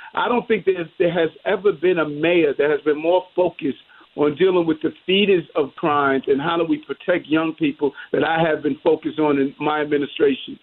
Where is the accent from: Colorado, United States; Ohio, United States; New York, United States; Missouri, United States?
New York, United States; New York City; growing up in South Jamaica, Queens